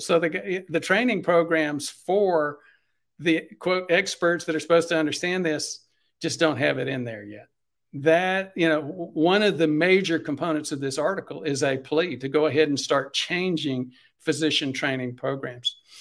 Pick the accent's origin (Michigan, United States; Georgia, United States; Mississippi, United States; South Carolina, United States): South Carolina, United States; I'm from South Carolina